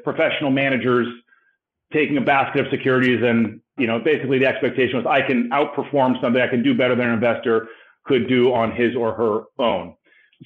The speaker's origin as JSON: {"language": "English", "town": "Los Angeles", "region": "California", "country": "United States", "tie": "born or raised there", "said": "I was born and raised in Los Angeles. I'm a California"}